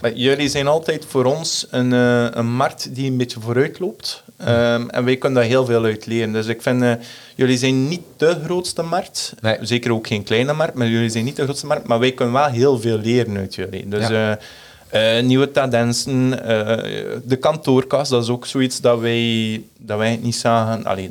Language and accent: Dutch; Netherlands; wij Nederlanders